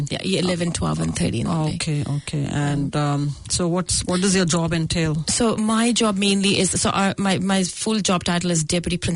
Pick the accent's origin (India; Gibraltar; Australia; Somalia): India; Goraya, Punjab; now in Auckland, New Zealand; Uh, yes, I'm from India, okay. from Punjab.